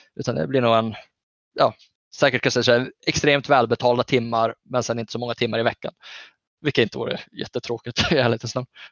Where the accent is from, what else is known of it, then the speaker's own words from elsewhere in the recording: Norrbotten County, Sweden; jag är ju norrbottning